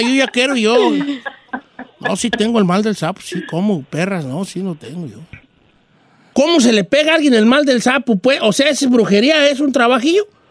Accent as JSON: {"language": "Spanish", "town": "La Sauceda", "region": "Michoacán", "country": "Mexico", "moved": "yes", "said": "en mi pueblo, de donde, donde yo soy, el pueblo más bonito del mundo, la Sauceda de Michoacán"}